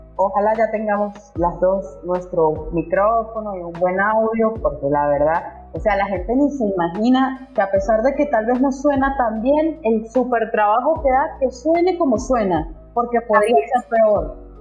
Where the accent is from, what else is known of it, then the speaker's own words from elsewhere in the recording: Venezuela; now in Brazil; venezolana también